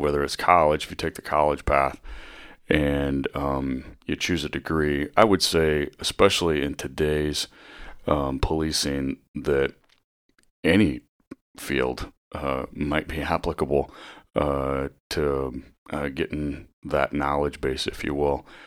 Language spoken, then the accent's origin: English; Northwest Iowa, United States; moved away as an adult; also born or lived in Vermillion, South Dakota / Fremont, Nebraska; now in Bellevue, United States; I grew up in Northwest Iowa